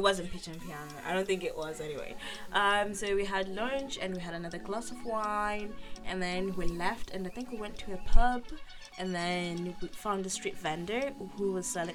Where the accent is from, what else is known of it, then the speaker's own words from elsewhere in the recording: Zimbabwe; now in United Kingdom; born in Zimbabwe and I was raised in Zimbabwe partially and then moved to the UK